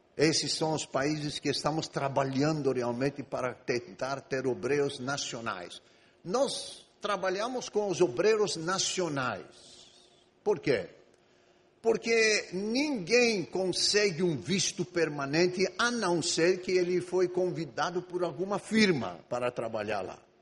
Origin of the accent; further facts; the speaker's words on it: Egypt; moved away as an adult; Eu sou grego, mas eu nasci e vivi no Egito 18 anos